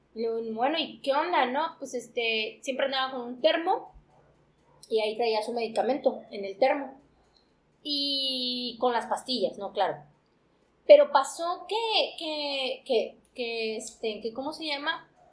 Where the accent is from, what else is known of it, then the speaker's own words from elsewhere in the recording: Mexico; somos mexicanos